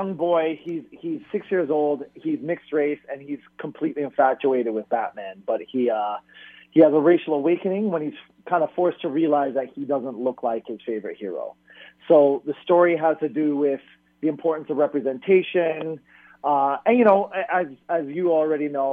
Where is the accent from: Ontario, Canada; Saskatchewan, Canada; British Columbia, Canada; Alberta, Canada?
Ontario, Canada; Toronto; I grew up in Toronto